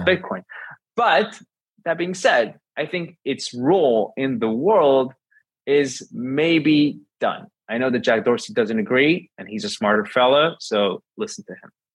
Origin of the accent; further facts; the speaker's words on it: Israel; I'm from Israel.